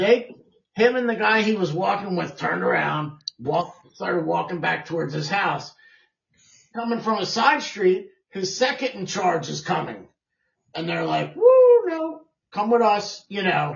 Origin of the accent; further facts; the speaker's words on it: Canada; We're from Canada